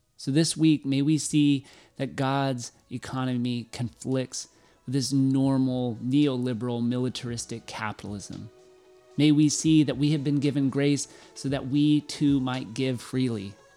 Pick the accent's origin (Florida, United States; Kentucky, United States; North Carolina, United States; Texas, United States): Texas, United States; Waco; Growing up in Waco, going to a million Baylor sporting events